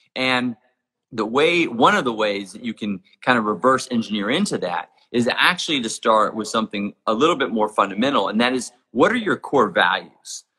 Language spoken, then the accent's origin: English; Jackson Hole, Wyoming, United States; my hometown of Jackson Hole, Wyoming